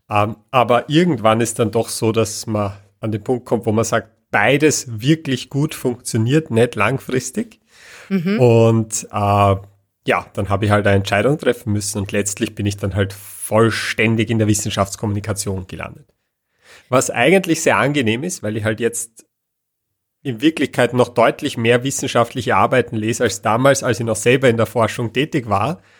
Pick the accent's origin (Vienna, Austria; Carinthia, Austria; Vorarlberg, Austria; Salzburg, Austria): Vienna, Austria; also born or lived in Lower Austria; ich komme ursprünglich äh, aus Wien und bin dann immer so zwischen Wien und Niederösterreich hin und her gezogen. Jetzt aktuell wieder Niederösterreich